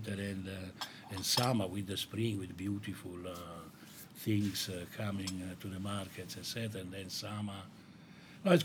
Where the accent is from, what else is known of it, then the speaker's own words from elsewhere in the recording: Italy; moved away; a seafood restaurant that I grew up with in Italy